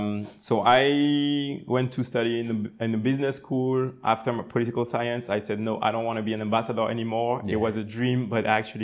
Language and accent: English; Limoges, Nouvelle-Aquitaine, France; English is a second language; moved away as an adult; also born or lived in Martinique; now in Senegal; I was born in France, in a small city in the center of France.